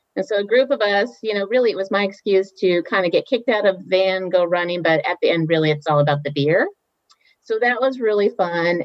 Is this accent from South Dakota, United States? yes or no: no; Ketchikan, Alaska, United States; moved away as an adult; also born or lived in Oregon / Boston; grew up in Alaska, a little town called Ketchikan in southeast Alaska